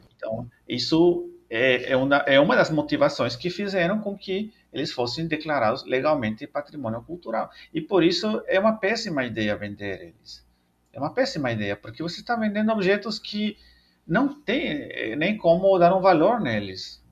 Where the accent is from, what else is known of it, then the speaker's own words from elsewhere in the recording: El Salvador; Portuguese is a second language; moved away as an adult; now in Brazil; sou natural de El Salvador, lá na América Central